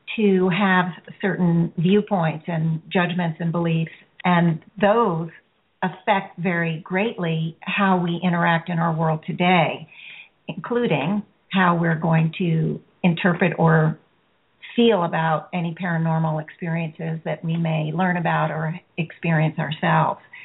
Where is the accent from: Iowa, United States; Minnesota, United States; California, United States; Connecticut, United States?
Connecticut, United States; I'm from Connecticut, also.